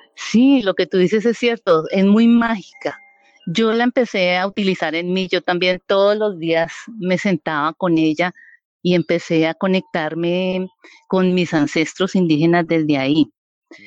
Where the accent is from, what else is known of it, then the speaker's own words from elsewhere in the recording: Vianí, Cundinamarca, Colombia; also born or lived in Bogotá; now in San Francisco, Colombia; yo soy de un pueblito o municipio de Colombia que se llama Vianí, Cundinamarca